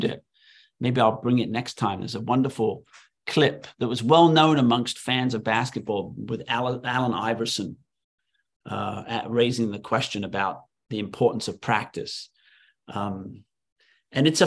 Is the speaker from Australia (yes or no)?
no; England, United Kingdom; moved away as an adult; now in United States; when I was growing up in England as a kid